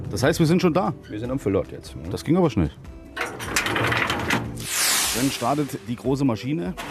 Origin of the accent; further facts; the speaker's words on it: Thuringia, Germany; Ich komme ja auch aus der Region